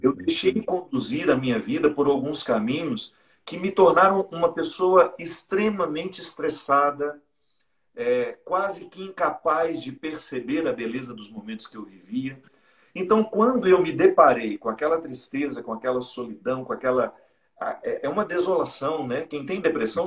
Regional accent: Minas Gerais, Brazil; now in Taubaté, Brazil; Sou mineiro, né? Mas moro no Vale do Paraíba há muitos anos.

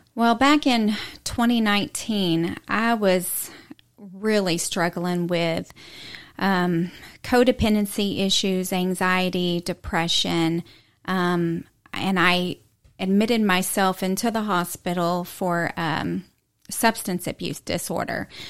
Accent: Houston, Texas, United States; moved away as an adult; now in East Tennessee, United States; I grew up in Texas, um, from the Houston area

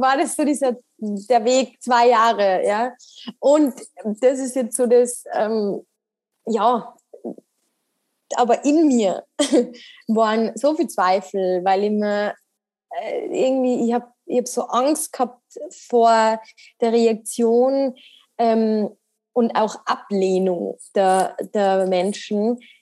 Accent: Salzburg, Austria; bin aus Salzburg

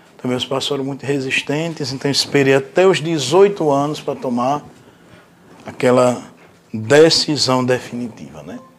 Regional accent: Macau, Rio Grande do Norte, Brazil; now in Angicos, Brazil; eu sou natural da cidade de Macau

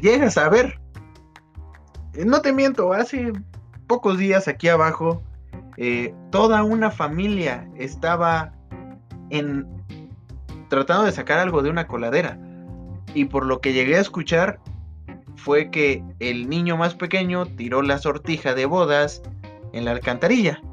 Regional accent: Pachuca, Hidalgo, Mexico; aquí en Pachuca. Sí, porque soy de Pachuca

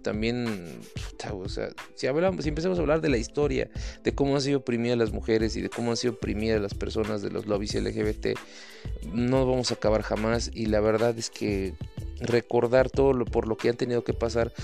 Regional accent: Mexico; lo digo como, como mexicano, cabrón, como latino.

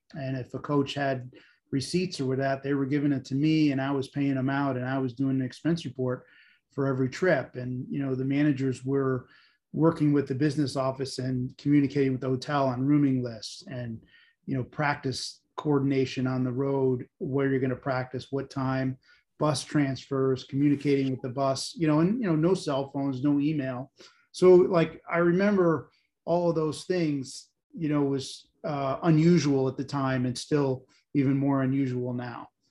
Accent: Olean, New York, United States; I grew up in Olean, New York, St. Bonaventure, you know, kind of snow country in the middle of nowhere

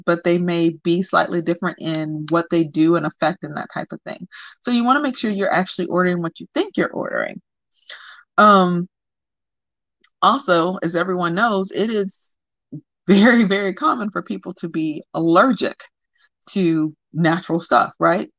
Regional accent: the South, United States; I'm from the South

